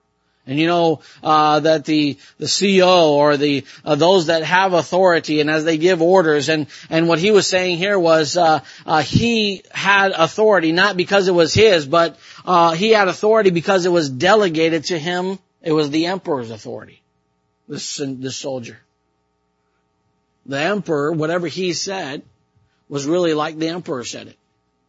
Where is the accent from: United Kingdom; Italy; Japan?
Japan; sometimes I believe that I had some kind of haughty thoughts like that as, you know, I grew up in Japan. I know how to speak the language.